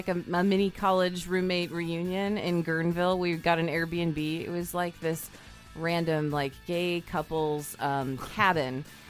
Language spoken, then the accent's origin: English; Merced, California, United States; Yeah, I grew up in Merced.